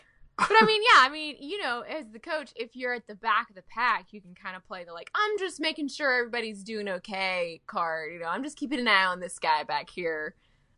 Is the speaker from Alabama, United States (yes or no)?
yes; Mobile, Alabama, United States; moved away; my hometown of Mobile.